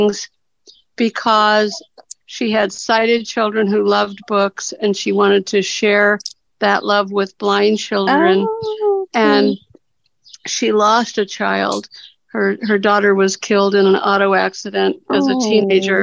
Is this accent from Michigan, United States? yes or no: no; Cincinnati, Ohio, United States; I'm from Cincinnati